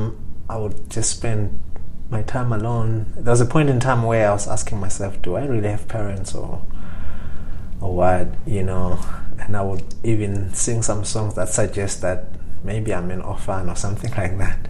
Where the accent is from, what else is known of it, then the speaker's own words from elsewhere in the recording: Lavumisa, Shiselweni, Eswatini; I grew up in Swaziland. I've lived in Swaziland pretty much my whole life. So I grew up in a little town called Lavamisa in the southern part of Swaziland